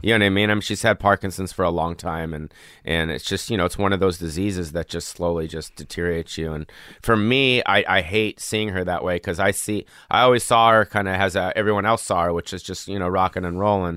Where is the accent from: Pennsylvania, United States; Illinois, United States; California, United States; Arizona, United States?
California, United States; Los Angeles; I was born on the Strip